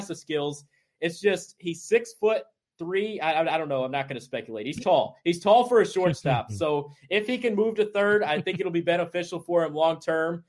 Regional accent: Fort Wayne, Indiana, United States; my hometown, Fort Wayne

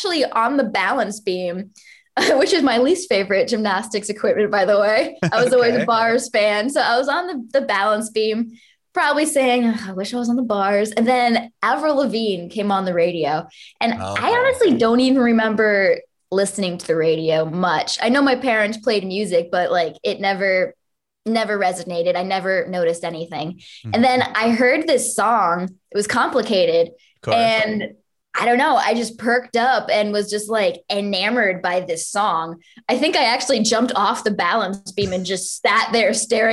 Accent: Connecticut, United States; now in Los Angeles, United States; Connecticut was actually really good. I think when I lived in Connecticut, I actually played more live shows than I ever did anywhere else.

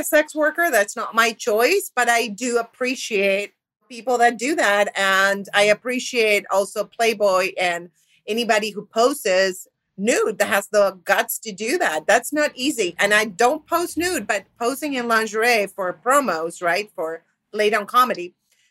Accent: Argentina; moved away; I'm from Argentina

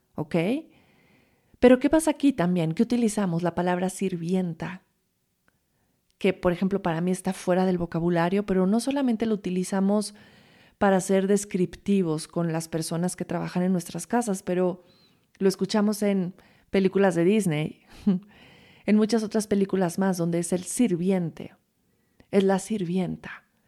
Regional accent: Mexico; vivimos como mexicanos

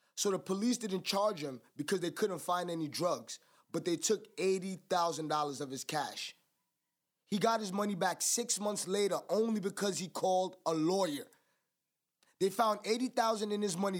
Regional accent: United States; I'm American

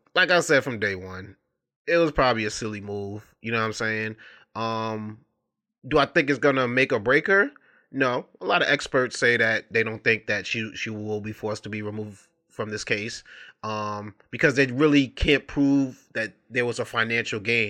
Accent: New York City, New York, United States; I grew up in Brooklyn, New York

